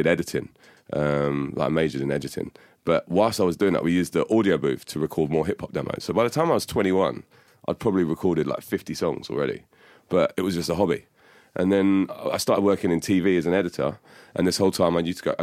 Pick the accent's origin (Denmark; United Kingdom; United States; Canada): United Kingdom; London; I grew up in Hammersmith and Fulham, and I went to school in Wandsworth